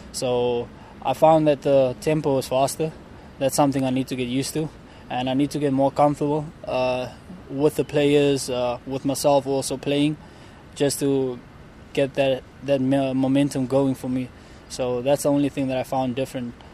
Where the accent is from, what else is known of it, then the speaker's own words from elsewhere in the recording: South Africa; moved away as an adult; me being South African